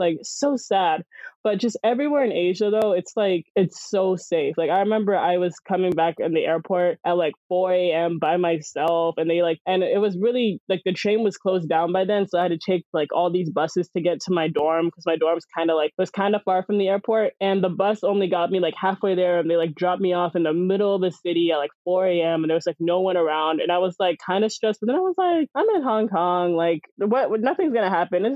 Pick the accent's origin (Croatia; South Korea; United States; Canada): United States; I'm American